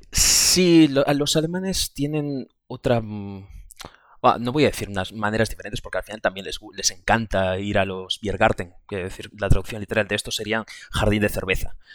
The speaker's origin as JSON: {"language": "Spanish", "region": "Galicia", "country": "Spain", "said": "yo, como ya he comentado, vengo de Galicia y el transporte público es malísimo, pero malísimo, malísimo."}